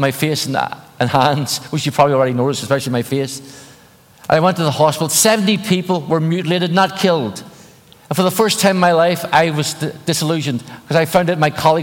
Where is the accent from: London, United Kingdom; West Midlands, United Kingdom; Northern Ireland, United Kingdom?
Northern Ireland, United Kingdom; Belfast; moved away; I grew up in Northern Ireland, in Belfast.